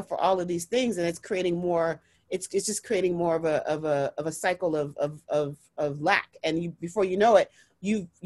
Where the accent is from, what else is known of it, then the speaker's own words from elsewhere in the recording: United States; I am Nigerian American. I'm first generation American